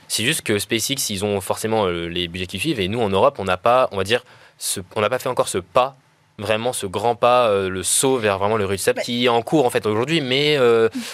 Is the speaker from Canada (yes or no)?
no; France; c'est l'histoire de mon pays. Donc, le fait que j'ai fait trois ans d'alternance chez Ariane